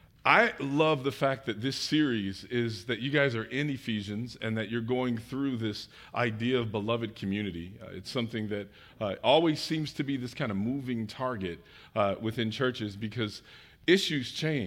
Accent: Detroit, Michigan, United States; also born or lived in Chicagoland; now in Atlanta, United States; We moved from the Chicagoland area. I am from Detroit, but spent time in the military and business and moved a lot of different places.

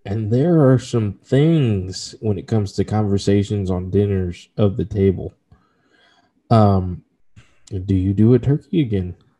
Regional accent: Texas, United States; my home state

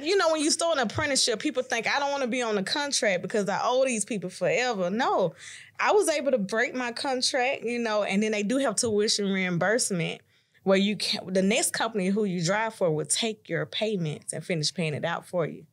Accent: Chattanooga, Tennessee, United States; I'm from Chattanooga, Tennessee

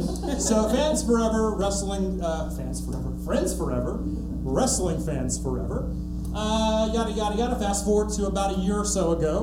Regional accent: Valdosta, Georgia, United States; we're from small towns, we're from Valdosta, Georgia.

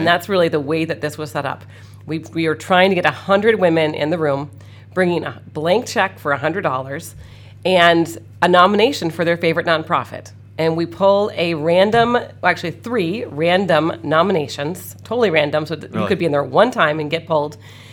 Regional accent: Canada; moved away as an adult; now in Kenosha, United States; I grew up in Canada, actually

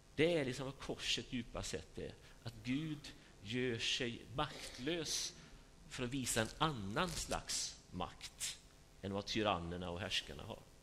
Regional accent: Sweden; vi är ju liksom marinerade i det här sättet att tänka som, som svenskar

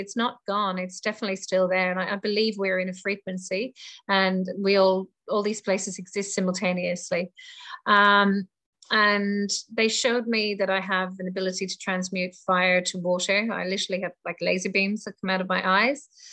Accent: Ireland; moved away as an adult; also born or lived in England; now in Australia; I was born in Ireland um, and I left Ireland when I was 18 and went to England and traveled around the world and ended up in Australia 22 years ago. So um, this is my home now

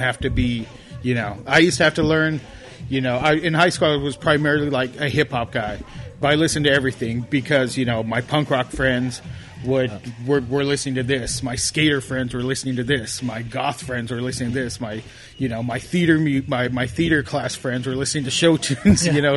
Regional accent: Los Angeles, California, United States; I grew up in East LA in Pico.

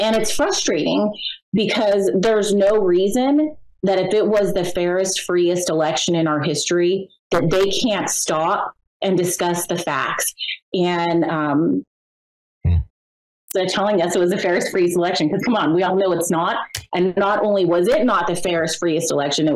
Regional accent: Pennsylvania, United States; I'm from Pennsylvania

